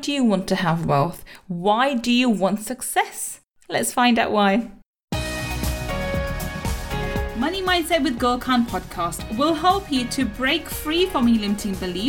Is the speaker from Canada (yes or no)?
no; Manchester, North West England, United Kingdom; now in London, United Kingdom; I have lots of family there and I was born in Manchester too.